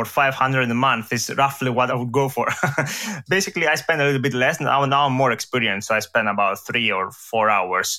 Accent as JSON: {"language": "English", "country": "Greece", "also_born_or_lived": "Edinburgh, United Kingdom", "second_language": "English", "moved": "as an adult", "lives_now": "London, United Kingdom", "said": "I come from Greece. So here's, you know, where this accent comes from."}